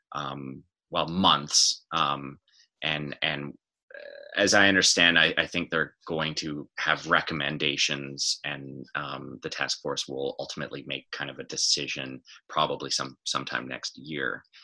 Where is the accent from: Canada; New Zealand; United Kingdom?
Canada; West Coast; moved away as an adult; now in Toronto, Canada; I'm from the West Coast